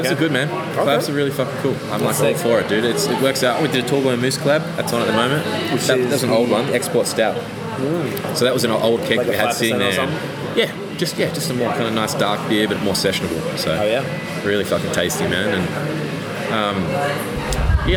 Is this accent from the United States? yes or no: no; Tasmania, Australia; I grew up in Tassie